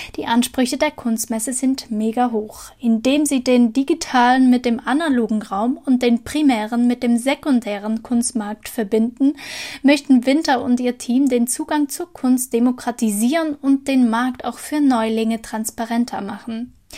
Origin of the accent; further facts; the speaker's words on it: Aargau, Switzerland; accent: Aargauer Dialekt; also born or lived in near Bern; now in Germany; ich habe einen Aargauer Dialekt